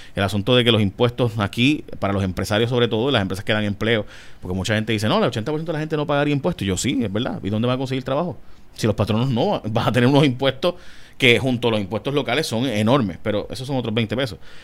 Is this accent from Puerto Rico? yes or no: yes; Puerto Rico; los puertorriqueños somos latinoamericanos